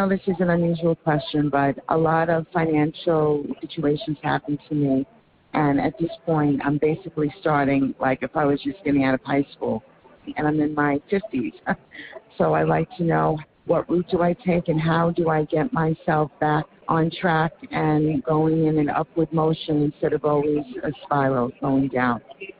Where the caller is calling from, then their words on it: New York City, New York, United States; I'm calling from New York City.